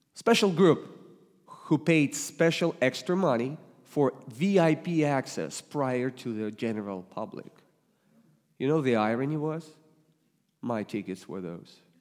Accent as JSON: {"language": "English", "country": "Russia", "tie": "born or raised there", "also_born_or_lived": "Ohio", "second_language": "English", "moved": "yes", "lives_now": "Springfield, United States", "said": "I was born and raised in the Soviet Union that became Russia, but as soon as I could move to Ohio, I did"}